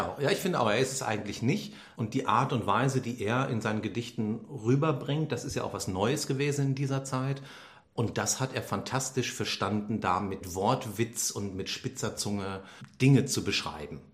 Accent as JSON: {"language": "German", "area": "Düsseldorf area", "region": "North Rhine-Westphalia", "country": "Germany", "said": "ich komme aus der Gegend"}